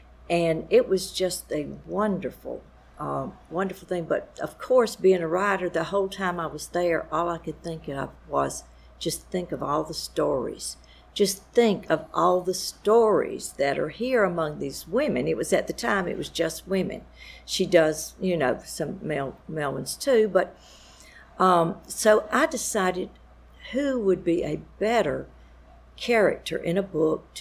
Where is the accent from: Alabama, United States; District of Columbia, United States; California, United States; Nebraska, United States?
Alabama, United States; Lower; moved away as an adult; now in South Carolina, United States; I grew up on a farm. It's over in the southeastern corner of Alabama